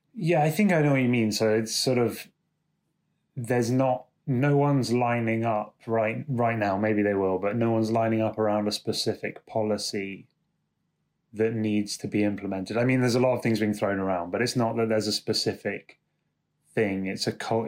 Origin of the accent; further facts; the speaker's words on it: London, United Kingdom; I'm from London.